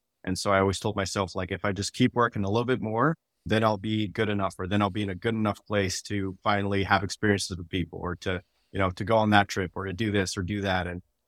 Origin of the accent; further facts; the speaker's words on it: Netherlands; now in United States; You know, I'm a software engineer and I grew up in the Netherlands and moved to the United States, was in the Air Force and military, moved around a bunch, didn't really have community anywhere.